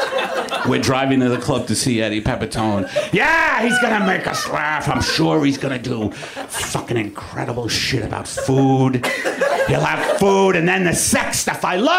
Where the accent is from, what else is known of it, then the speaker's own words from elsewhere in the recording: New York, United States; moved away as an adult; I'm a New Yorker, and I was in New York when that happened, and that's when I moved.